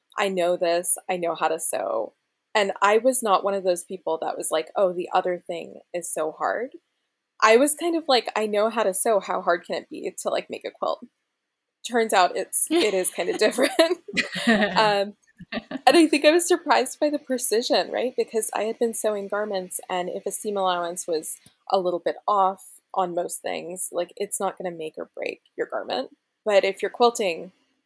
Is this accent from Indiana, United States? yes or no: no; Gainesville, Florida, United States; moved away as an adult; now in Berkeley, United States; I grew up in Gainesville, Florida, so right in the middle of the state